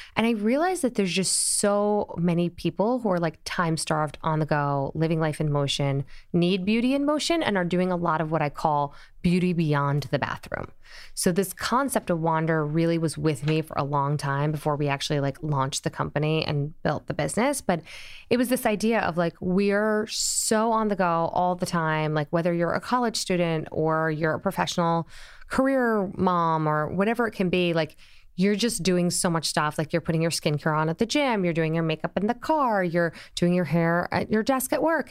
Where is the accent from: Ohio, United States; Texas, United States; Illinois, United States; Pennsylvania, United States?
Illinois, United States; Springfield; now in New York, United States; born in Springfield, Illinois